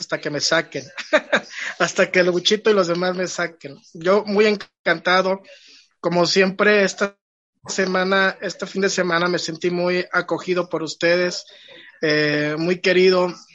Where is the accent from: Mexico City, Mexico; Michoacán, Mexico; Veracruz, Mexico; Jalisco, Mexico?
Veracruz, Mexico; Poza Rica; Poza Rica, de donde yo vengo